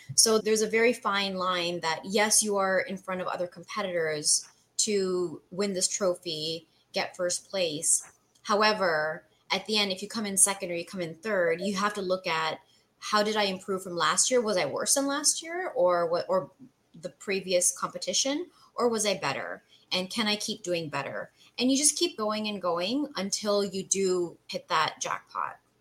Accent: Canada; moved away as an adult; now in United States; So I'm Canadian, mm-hmm. born and raised. I moved to the US in 2012

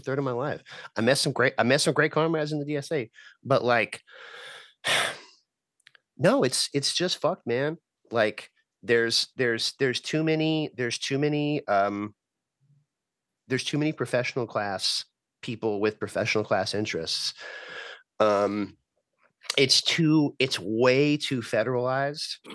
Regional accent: El Paso, Texas, United States; now in Richmond, United States; I'm from El Paso, Texas, but that's that's where I'm at now

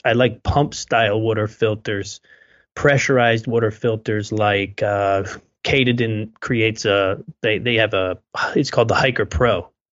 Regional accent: United States; we're American too

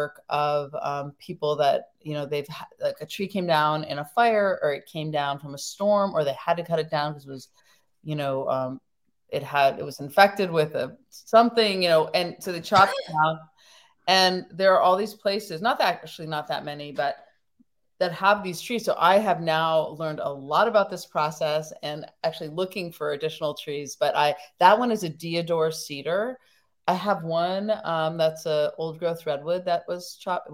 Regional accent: near Muir Woods, California, United States; I grew up right near Muir Woods. I still live by it

